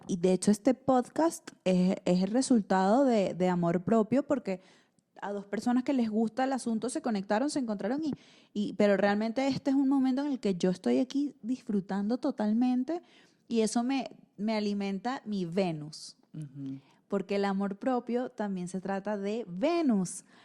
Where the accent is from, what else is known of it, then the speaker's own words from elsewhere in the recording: Venezuela; moved away; soy mujer, soy venezolana, soy emigrante